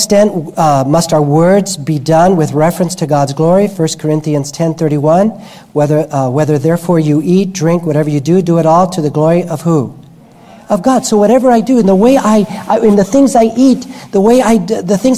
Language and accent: English; New York, United States; I'm Cuban background. I'm a tofu Cuban. I was born in Manhattan, but my parents are Cuban.